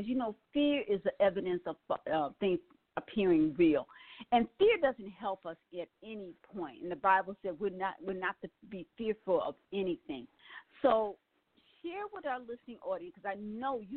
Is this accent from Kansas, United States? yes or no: no; Milwaukee, Wisconsin, United States; moved away; Milwaukee, Wisconsin, which is my hometown